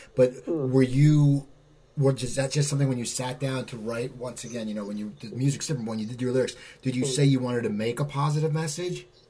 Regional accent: near Philadelphia, Pennsylvania, United States; I grew up near Philadelphia, and I live near Philadelphia now

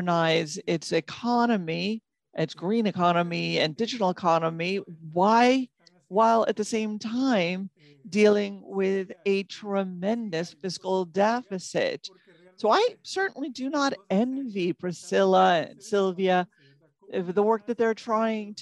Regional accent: Costa Rica; also born or lived in Nicaragua; I am originally from Costa Rica, from Nicaragua. I left when I was just a child. And Costa Rica really has been my home, and it's been a very good place to be raised

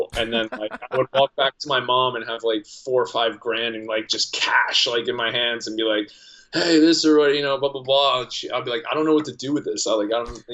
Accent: New Jersey, United States; I was from Jersey

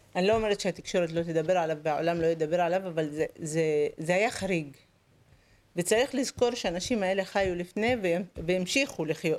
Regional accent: Lod, Central District, Israel; אני גדלתי בעיר בלוד, באותו בית שאני נמצאת בו, בשכונה מעורבת.

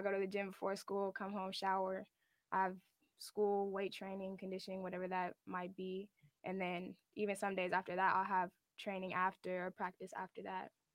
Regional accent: Sacramento, California, United States; in my hometown

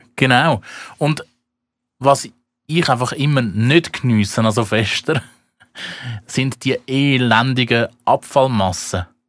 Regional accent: Switzerland; mich als Schweizer

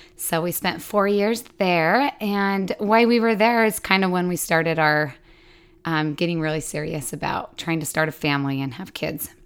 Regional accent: Utah, United States; moved away as an adult; also born or lived in Des Moines, Iowa; now in Texas, United States; I grew up in Utah

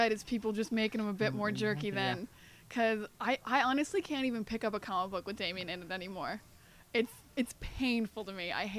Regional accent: New Brunswick, Canada; we didn't have a comic book store in my hometown. I'm from New Brunswick, real small town.

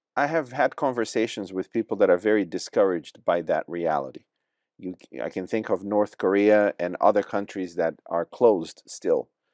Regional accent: Brazil; also born or lived in Watford; now in England; I was born in Brazil

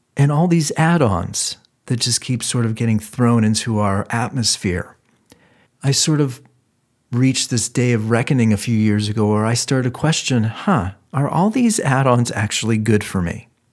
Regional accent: Ohio, United States; I'm from Ohio.

